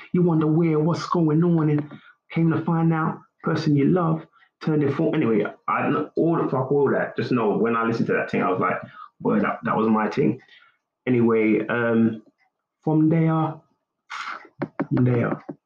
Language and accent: English; United Kingdom; I'm a Nigerian, UK born man through my mother